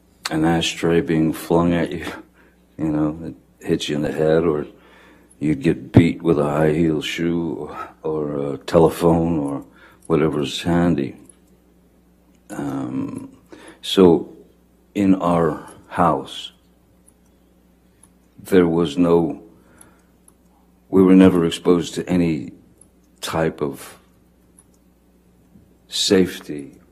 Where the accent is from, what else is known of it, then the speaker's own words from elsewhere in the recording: Kentucky, United States; born there; I was born in Kentucky, and then we moved, in which we moved around quite a lot when I was a kid.